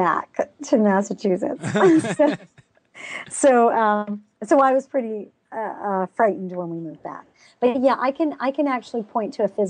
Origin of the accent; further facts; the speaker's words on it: Pakistan; People don't realize I grew up in Pakistan.